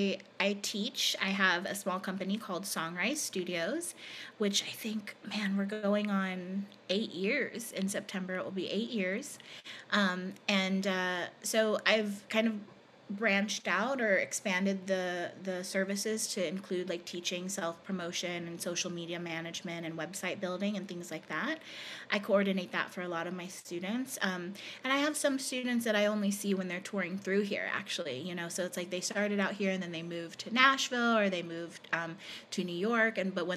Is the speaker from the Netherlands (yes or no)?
no; Philippines; So he had been to the island where I grew up in the Philippines.